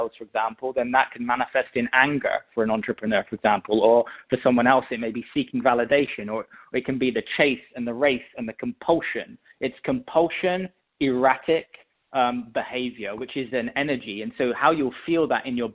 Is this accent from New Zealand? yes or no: no; England, United Kingdom; I was born in England, and I mean, I had a pretty normal childhood growing up, honestly